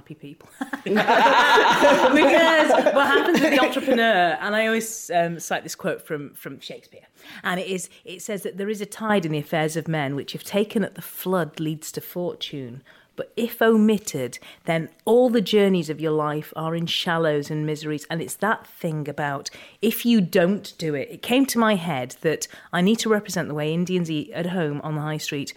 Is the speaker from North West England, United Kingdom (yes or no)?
yes; Ormskirk, North West England, United Kingdom; born and raised in Ormskirk